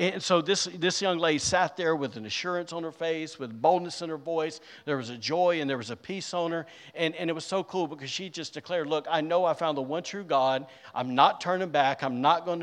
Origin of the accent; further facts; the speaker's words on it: Alabama, United States; now in Rockport, United States; I'm from Alabama